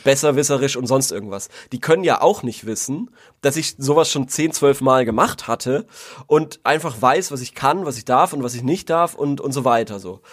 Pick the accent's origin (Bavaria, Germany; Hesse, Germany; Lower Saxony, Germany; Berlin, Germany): Bavaria, Germany; Würzburg; als Würzburger